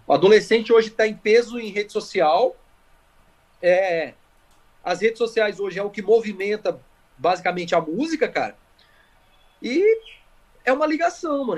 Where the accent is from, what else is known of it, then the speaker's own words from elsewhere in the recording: Campinas, São Paulo, Brazil; Eu nasci em Campinas e eu morava ali na, na no Jardim Cristina Ouro Verde